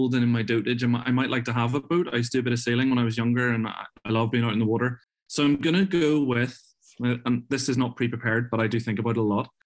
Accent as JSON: {"language": "English", "town": "Belfast", "region": "Northern Ireland", "country": "United Kingdom", "also_born_or_lived": "Glasgow, Scotland", "said": "I'm from Northern Ireland. I was originally from Belfast."}